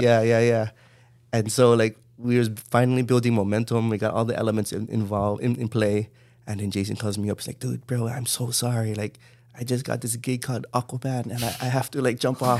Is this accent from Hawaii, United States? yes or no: yes; Honolulu, Hawaii, United States; also born or lived in Los Angeles; I grew up in Kalihi